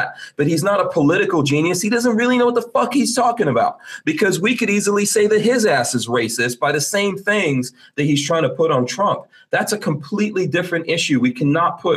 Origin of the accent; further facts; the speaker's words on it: New York City, New York, United States; I grew up in New York City.